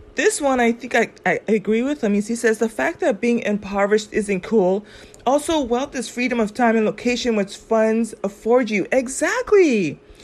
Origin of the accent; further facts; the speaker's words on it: California, United States; I grew up in California